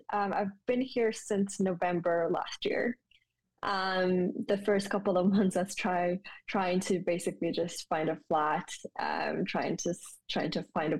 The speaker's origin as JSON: {"language": "English", "town": "Ulaanbaatar", "country": "Mongolia", "tie": "born or raised there", "also_born_or_lived": "Japan", "moved": "as an adult", "lives_now": "London, United Kingdom", "said": "I was born in Mongolia, in Ulaanbaatar, which is the capital city. I was born there, went to school in Mongolia up until the third year in my undergraduate. So that's when I kind of then left the country and then studied in Japan."}